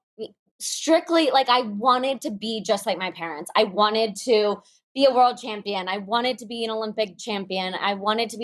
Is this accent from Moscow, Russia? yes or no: yes; Moscow, Russia; I was born in Moscow